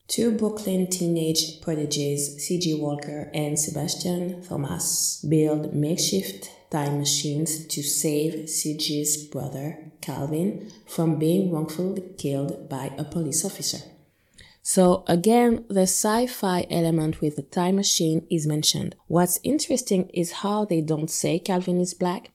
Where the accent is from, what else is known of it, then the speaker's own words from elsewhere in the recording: Guadeloupe; my experience growing up in Guadalupe